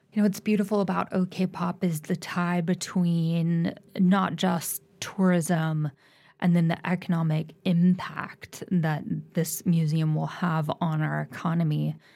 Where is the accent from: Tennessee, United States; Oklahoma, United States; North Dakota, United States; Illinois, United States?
Oklahoma, United States; Tulsa; moved away as an adult; I'm from Tulsa and I've, I've now been back for almost ten years